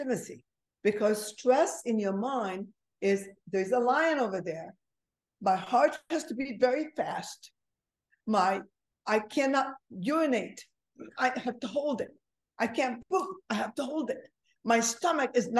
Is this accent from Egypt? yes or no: yes; Egypt; moved away; I'm originally from Egypt, so I'm a Mediterranean